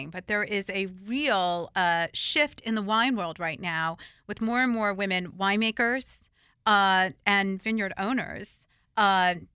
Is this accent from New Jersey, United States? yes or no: yes; New Jersey, United States; I'm from New Jersey.